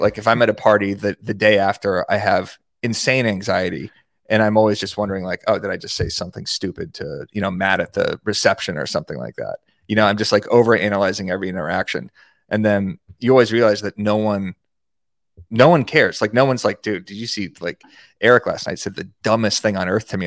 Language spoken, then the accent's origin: English; Tucson, Arizona, United States; in Arizona, in Tucson, my hometown